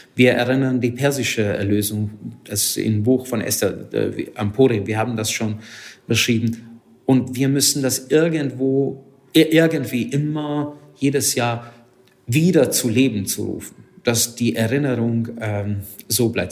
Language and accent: German; Hungary; German is a second language; moved away as an adult; now in Germany; Ich komme ursprünglich aus Ungarn. Seit 19 Jahren bin ich in Deutschland